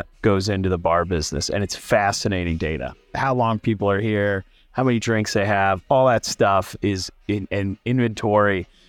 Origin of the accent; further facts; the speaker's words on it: Illinois, United States; I'm from Central Illinois, cornfields and soybeans.